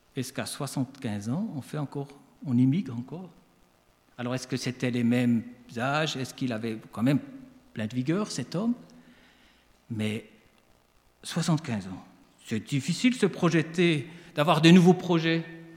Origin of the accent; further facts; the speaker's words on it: Switzerland; accent: Swiss; now in France; Je suis né en Suisse, donc je suis un immigré.